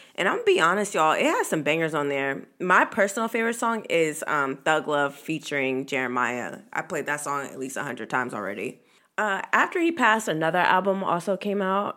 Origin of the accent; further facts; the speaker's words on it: Virginia, United States; this is my hometown. This is my state. I grew up here